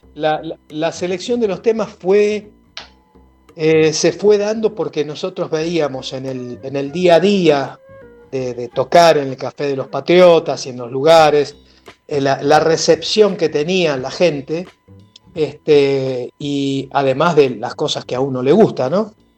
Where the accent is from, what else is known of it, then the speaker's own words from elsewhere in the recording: Buenos Aires, Argentina; somos del barrio de La Boca, yo nací en La Boca, yo nací en Garibaldi 1375